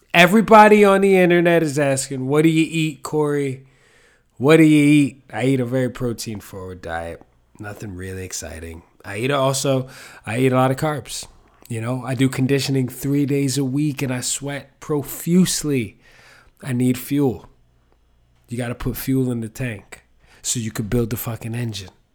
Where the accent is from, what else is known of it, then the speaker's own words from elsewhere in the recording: New York City, New York, United States; I'm from the Bronx and that's how my mom said it